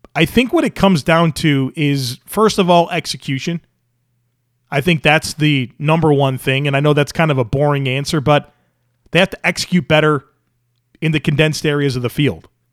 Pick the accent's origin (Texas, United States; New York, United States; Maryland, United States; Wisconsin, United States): New York, United States; Western; growing up in Western New York